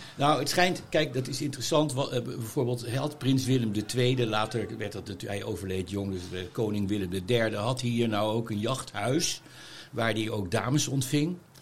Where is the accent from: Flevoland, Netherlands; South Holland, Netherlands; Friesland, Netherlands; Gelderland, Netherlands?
South Holland, Netherlands; The Hague; ben net niet hier geboren, maar toch wel ogenblikkelijk daarna hier beland